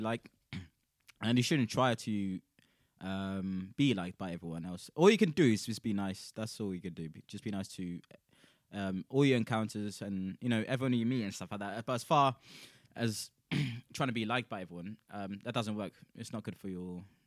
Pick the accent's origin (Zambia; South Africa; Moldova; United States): South Africa; now in United Kingdom; I'm South African as well